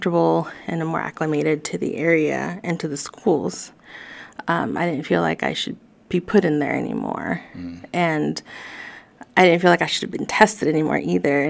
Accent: Fayetteville, Arkansas, United States; English is a second language; Growing up in Fayetteville, being predominantly white

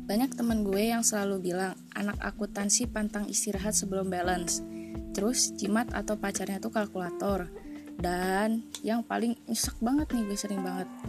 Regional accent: Jakarta, Indonesia; born there; now in Bandung, Indonesia; Gue lahir di Jakarta tanggal 10 Juli 2001.

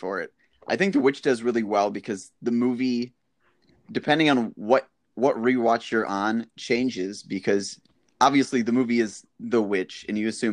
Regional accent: Elgin, Illinois, United States; moved away; also born or lived in Wisconsin; I was actually born in Elgin

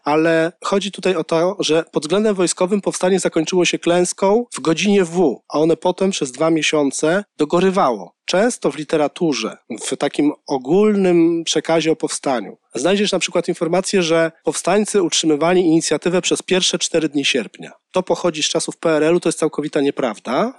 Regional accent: Warsaw, Masovian Voivodeship, Poland; jako warszawiak pochodzący z dzielnicy Praga ówczesnej

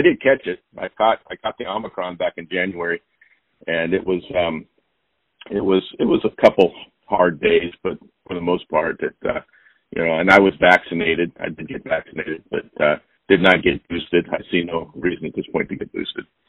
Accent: Montana, United States; now in Pacific Northwest, United States; I grew up in Montana

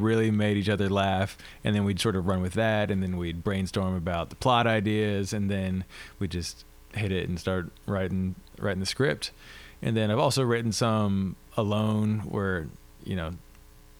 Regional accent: Beaufort, South Carolina, United States; moved away as an adult; now in Georgia, United States; I'm from Beaufort, South Carolina

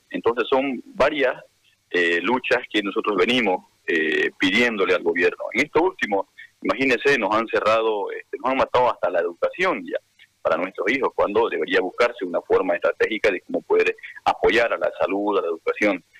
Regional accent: Santa Cruz, Bolivia; nosotros como cruceños, como bolivianos

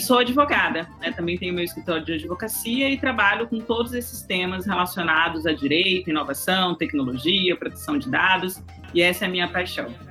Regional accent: Brazil; also born or lived in São Luís, Maranhão; nós como, como brasileiros

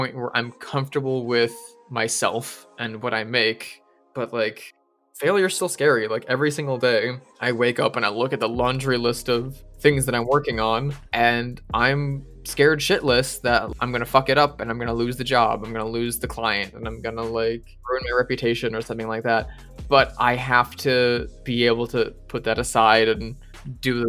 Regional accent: United States; being the American guesting on the British show

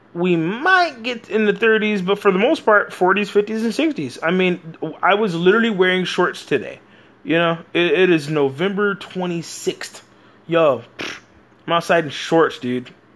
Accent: Texas, United States; I'm from America, Texas

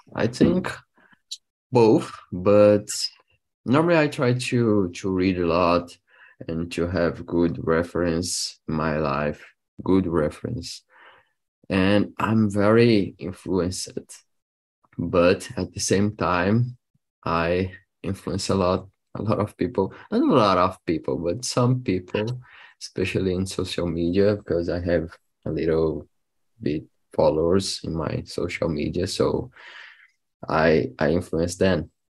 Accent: Brasília, Federal District, Brazil; English is a second language; I'm from Brasilia, 28 years old

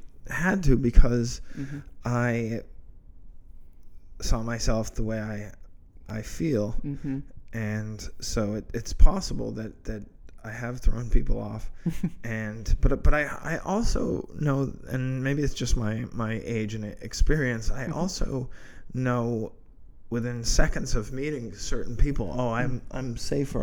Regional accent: Massachusetts, United States; I grew up in New England, in Massachusetts, during the 70s mm-hmm. and 80s

